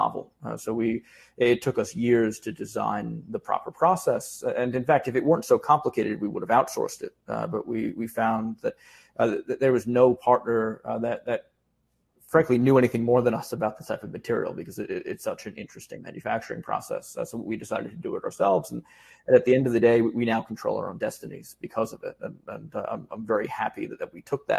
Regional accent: New York City, New York, United States; as a New Yorker

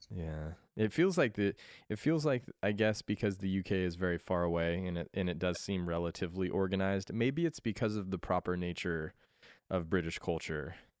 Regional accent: Colorado, United States; moved away; I was born in Colorado

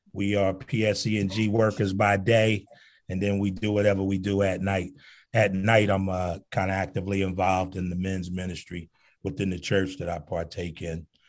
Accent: Newark, New Jersey, United States; growing up in Newark

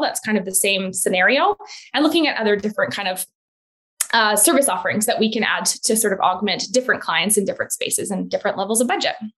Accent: Edmonton, Alberta, Canada; moved away as an adult; also born or lived in Calgary / Vancouver; now in Penticton, Canada; I actually grew up in Alberta, in Edmonton

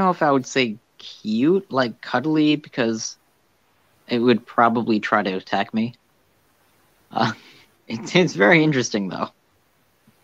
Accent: United States; I was born in America.

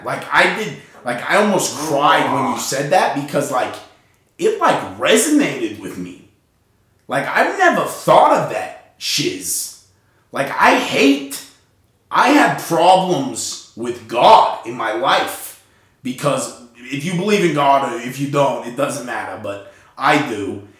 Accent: Utah, United States; We're from Utah. If you don't know where that's at, if you've ever heard of Las Vegas, we're sort of over that, in that region.

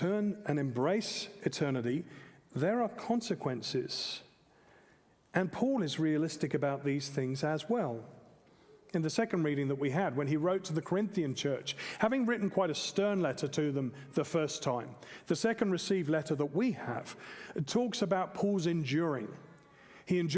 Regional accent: England, United Kingdom; moved away as an adult; now in Australia; I'm also an English man and a British citizen

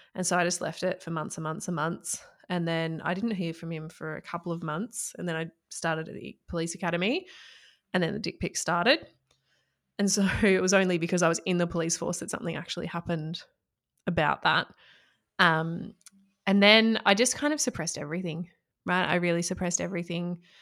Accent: Echuca, Victoria, Australia; I grew up in country Victoria in Australia. So I grew up in Echuca and, well, a few places before then, but major, mainly Echuca.

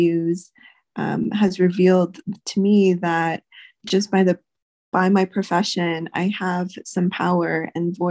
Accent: Louisiana, United States; now in New Mexico, United States; I grew up in Louisiana

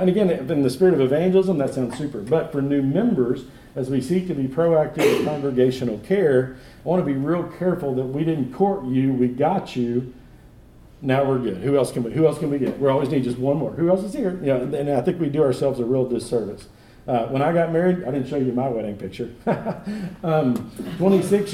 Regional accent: Texas, United States; now in Searcy, United States; I grew up in Texas.

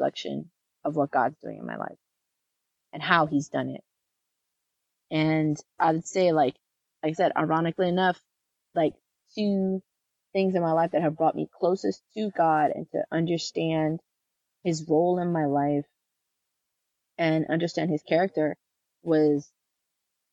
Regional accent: the South, United States; I grew up in the South

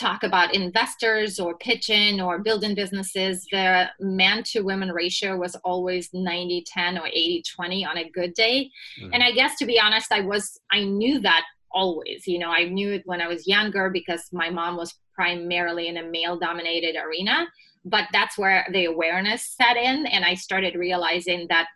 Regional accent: Russia; moved away as an adult; now in United States; I was born and raised in Russia and moved to the US right before I turned 21.

